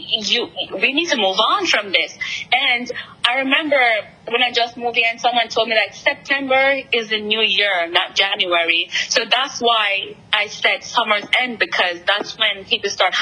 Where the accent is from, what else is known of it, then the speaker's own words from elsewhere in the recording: Jamaica; moved away as an adult; now in New York, United States; being from the Caribbean, I grew up in Jamaica